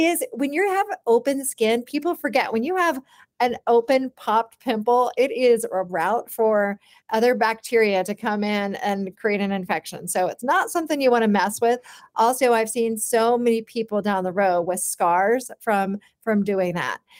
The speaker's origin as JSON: {"language": "English", "town": "Charlottesville", "region": "Virginia", "country": "United States", "tie": "born or raised there", "said": "I was born in Charlottesville, Virginia, and I, I grew up on, uh, an organic farm"}